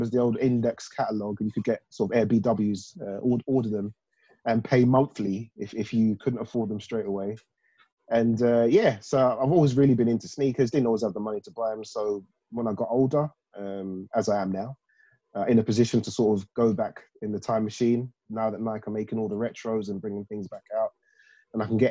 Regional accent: London, United Kingdom; I grew up in South London, in sort of the Croydon, Fulton Heath area, South Norwood.

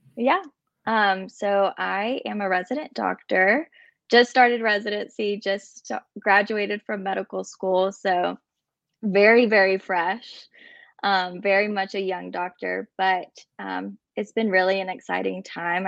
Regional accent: Birmingham, Alabama, United States; also born or lived in Illinois / Colombia; I was actually born in Illinois and moved to Birmingham when I was about two years old

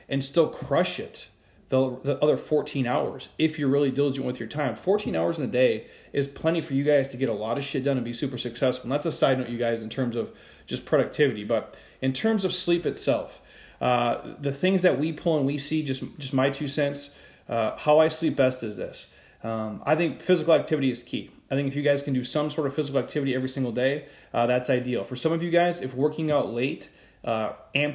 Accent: Midwest, United States; I'm from the Midwest

